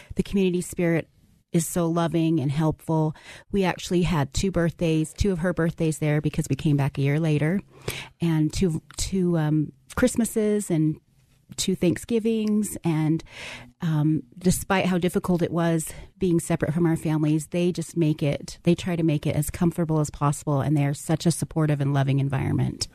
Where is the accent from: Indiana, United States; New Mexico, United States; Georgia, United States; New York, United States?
New Mexico, United States; Farmington; We're from New Mexico, from the Farmington area